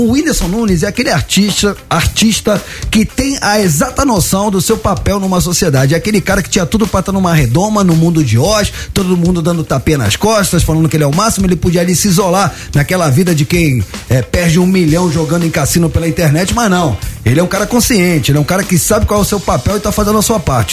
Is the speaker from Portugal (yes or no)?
no; Rio de Janeiro, Brazil; accent: Carioca; eu, eu tenho sotaque de carioca, mas eu sou argentino